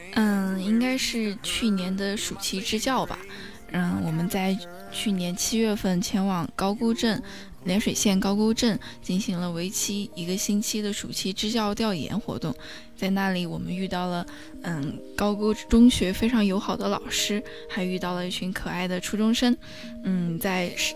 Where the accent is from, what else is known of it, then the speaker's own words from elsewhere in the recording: Sichuan, China; now in Nanjing, China; 因为我是一个四川人哇